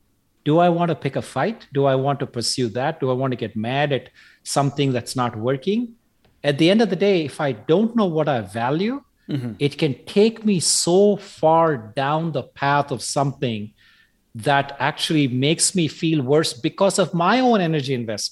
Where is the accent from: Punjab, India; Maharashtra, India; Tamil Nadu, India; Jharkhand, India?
Tamil Nadu, India; Chennai; born there; I was born in Madras, which is now called Chennai in South India.